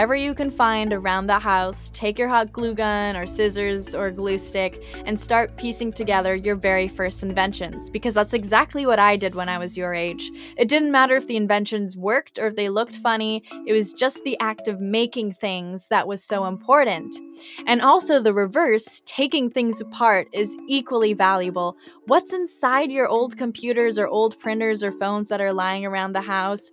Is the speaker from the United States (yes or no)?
no; Canada; I'm quite Canadian